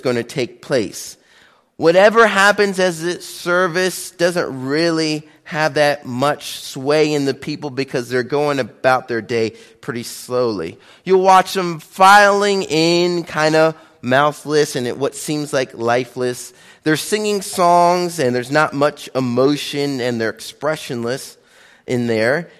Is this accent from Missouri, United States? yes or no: yes; Kansas City, Missouri, United States; my hometown of Kansas City, Missouri